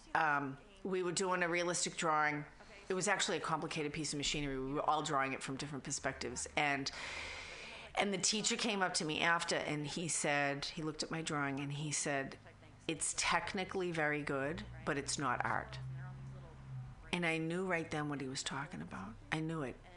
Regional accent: Boston, Massachusetts, United States; accent: Boston; now in San Francisco, United States; I was raised in Boston

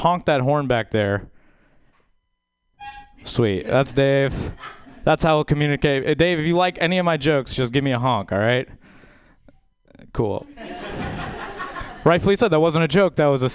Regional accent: Baton Rouge, Louisiana, United States; I'm from Baton Rouge, Louisiana.

